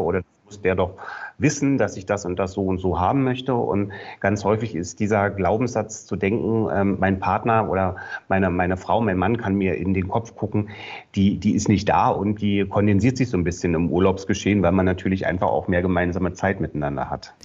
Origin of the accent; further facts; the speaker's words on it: Berlin, Germany; ich komme ja aus Berlin